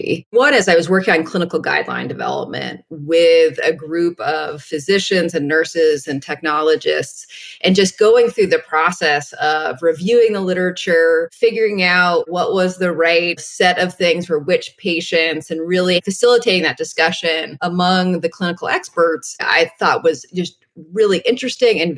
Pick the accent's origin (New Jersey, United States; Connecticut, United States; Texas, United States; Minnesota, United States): Connecticut, United States; New Haven; moved away as an adult; also born or lived in Bay Area; I grew up in New Haven, so I was a townie for Yale